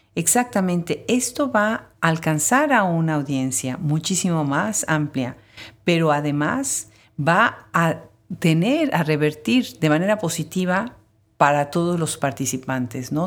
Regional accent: Mexico; nosotros los mexicanos, los que nacimos en México

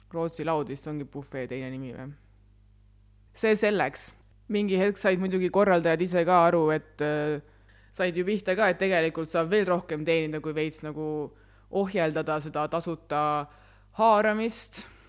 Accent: Väätsa, Järva County, Estonia; ma olen pärit Väätsalt.

